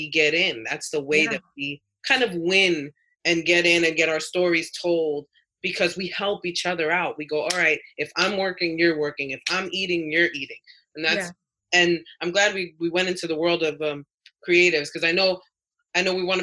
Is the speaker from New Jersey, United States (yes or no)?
no; New York City, New York, United States; moved away; I'm from the South Bronx